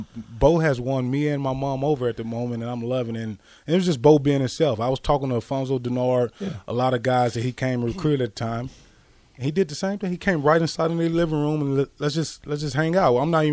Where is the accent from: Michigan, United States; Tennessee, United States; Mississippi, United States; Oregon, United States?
Mississippi, United States; moved away as an adult; also born or lived in Kansas; I'm from Mississippi.